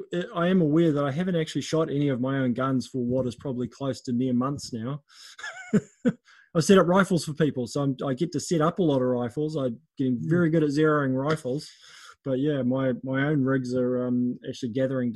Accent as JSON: {"language": "English", "region": "Auckland", "country": "New Zealand", "tie": "born or raised there", "said": "I grew up in South Auckland, which is very different to poverty areas overseas, very different to Africa."}